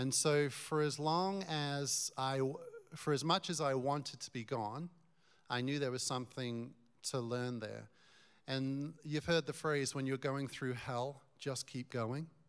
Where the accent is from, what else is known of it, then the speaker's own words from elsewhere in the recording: Newmarket, East of England, United Kingdom; moved away as an adult; now in Colorado, United States; I was born in Newmarket